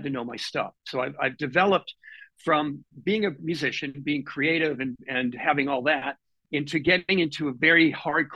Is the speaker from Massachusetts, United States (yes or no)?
yes; Boston, Massachusetts, United States; now in Seattle, United States; I come from Boston originally, and I come from an Italian family